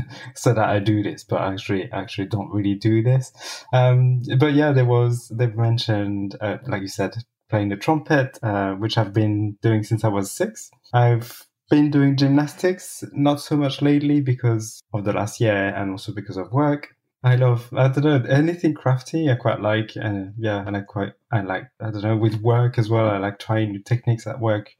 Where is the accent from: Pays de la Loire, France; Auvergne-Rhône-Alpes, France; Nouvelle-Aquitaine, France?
Pays de la Loire, France; Cholet; English is a second language; moved away as an adult; also born or lived in Laxou, France / Paris, France / Berlin, Germany; now in London, United Kingdom; So I was born in the east, in a tiny little town called Laxou. I didn't grow up there. My parents moved to a different town in the west called Cholet. And so that's where I grew up from age 2